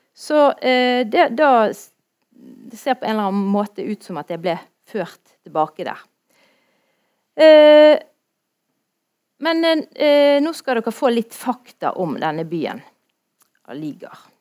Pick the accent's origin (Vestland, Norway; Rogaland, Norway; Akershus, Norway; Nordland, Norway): Vestland, Norway; Bergen; jeg er fra Ytre Sandviken, så jeg sier det sånn som det, vi gjør det